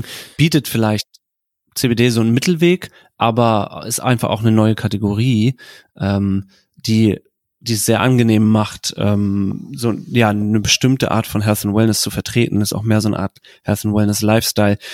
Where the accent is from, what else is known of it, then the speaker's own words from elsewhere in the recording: Germany; was man in Deutschland nicht vergessen darf, ist, vor allem im Vergleich zu, zu den USA, dass wir eine komplett andere Kultur haben. Wir sind in Vereinen groß geworden